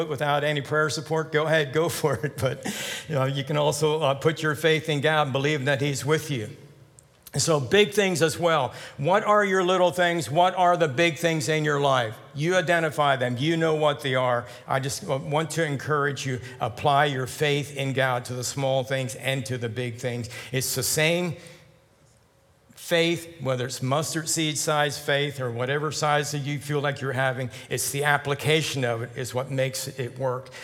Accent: Lancaster County, Pennsylvania, United States; I grew up in Lancaster County

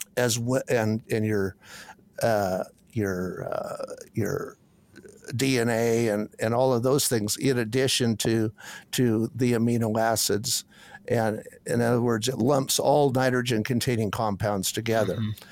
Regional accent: Washington, United States; moved away as an adult; also born or lived in Kansas / Kentucky; I could get back in, the, in my home country

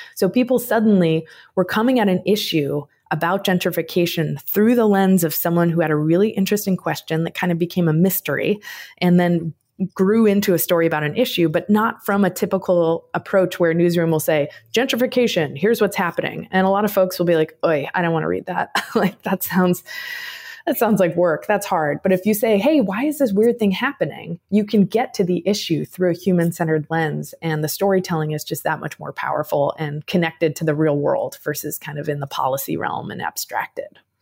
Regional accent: Chicago, Illinois, United States; I was born in Chicago, raised in the suburbs of Chicago

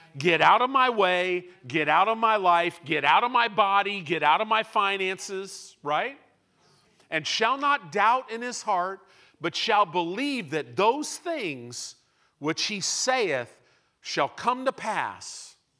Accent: Illinois, United States; moved away; also born or lived in California; I grew up in Illinois.

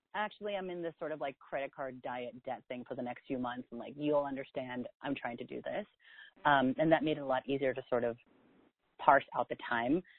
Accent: South San Francisco, California, United States; also born or lived in New York; now in San Francisco, United States; I grew up in the Bay Area in South San Francisco

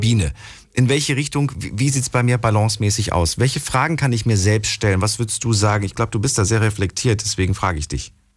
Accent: Frankfurt, Hesse, Germany; bei uns in Frankfurt

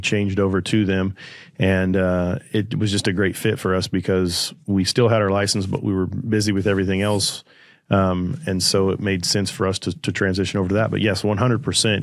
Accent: Kansas, United States; moved away as an adult; also born or lived in Arizona; I had a buddy here in my hometown that was a pilot

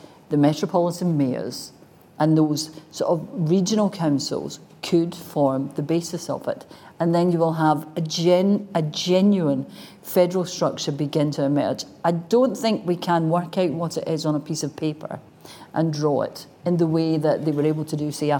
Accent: West Central Scotland, United Kingdom; now in Edinburgh, United Kingdom; I'm from West Central Scotland

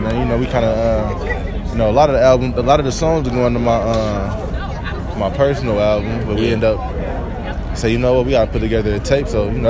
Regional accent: San Francisco, California, United States; I'm from the Bay, Frisco.

